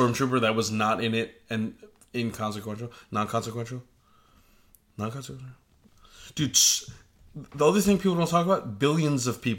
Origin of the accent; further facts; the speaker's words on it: United States; we're American.